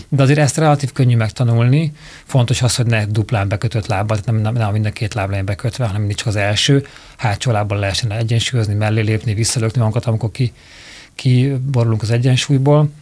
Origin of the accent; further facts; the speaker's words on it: Budapest, Hungary; vagy Normafa. Tehát én is ott nőttem föl